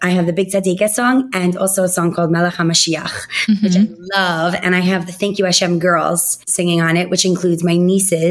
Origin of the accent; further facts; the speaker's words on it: United States; I grew up in Muncie